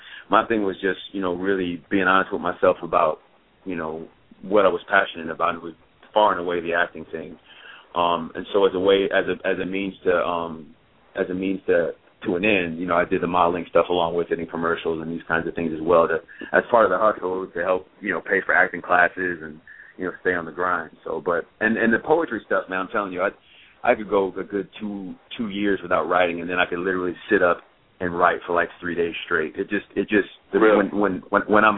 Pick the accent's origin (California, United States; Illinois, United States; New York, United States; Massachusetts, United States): Illinois, United States; Champaign; moved away; also born or lived in Chicago, Illinois; I'm from Champaign, man. I was born and raised there.